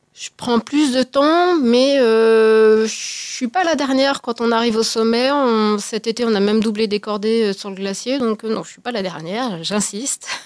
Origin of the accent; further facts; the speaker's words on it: Haute-Savoie, Auvergne-Rhône-Alpes, France; je suis de Haute-Savoie